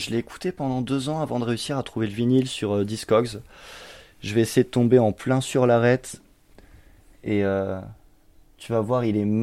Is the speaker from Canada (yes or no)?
no; Champagne-Ardenne, Grand Est, France; moved away as an adult; now in Montpellier, France; suis arrivé en 2013, je viens de Champagne-Ardenne. je suis arrivé ici un peu par hasard et ça fait six ans que je suis là maintenant.